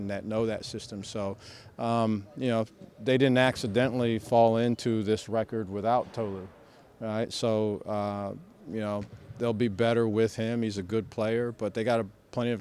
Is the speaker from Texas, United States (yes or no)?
no; Ohio, United States; moved away; I'm from Ohio originally